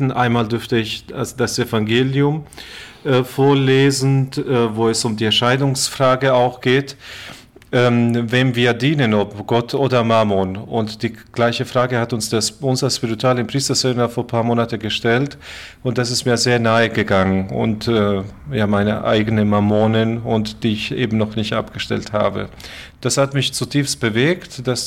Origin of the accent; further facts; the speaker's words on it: Croatia; now in Germany; Ich komme ursprünglich aus Kroatien. So habe ich äh, zwei Länder vertreten, Deutschland und Kroatien.